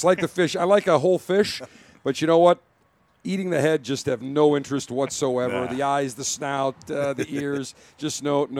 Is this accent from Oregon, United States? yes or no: no; Buffalo, New York, United States; now in Florida, United States; I grew up in Buffalo